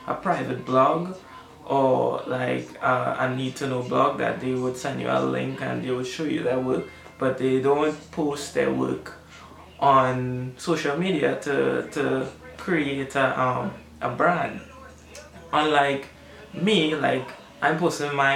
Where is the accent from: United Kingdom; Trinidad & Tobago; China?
Trinidad & Tobago; I only have myself as a Trinidadian artist